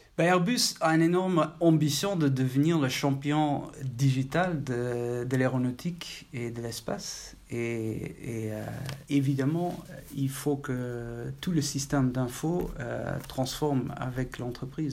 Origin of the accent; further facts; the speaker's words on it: Maastricht, Limburg, Netherlands; French is a second language; moved away as an adult; also born or lived in Eindhoven, Netherlands / Paris, France; Je suis né à Maastricht, étudié à Eindhoven.